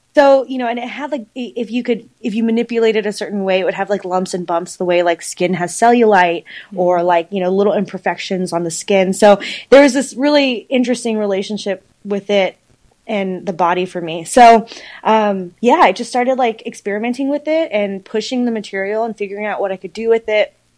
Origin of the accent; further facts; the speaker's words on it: Dallas, Texas, United States; also born or lived in Houston, Texas; I grew up in Dallas, Fort Worth, probably since middle school.